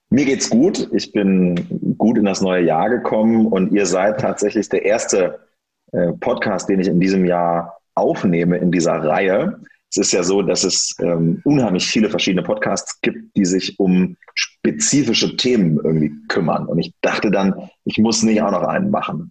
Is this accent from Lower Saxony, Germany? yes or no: yes; near Göttingen, Lower Saxony, Germany; also born or lived in Wolfenbüttel / Hamburg; ich bin da 1989 geboren und ähm, habe dann da gelebt, bis ich sieben Jahre alt war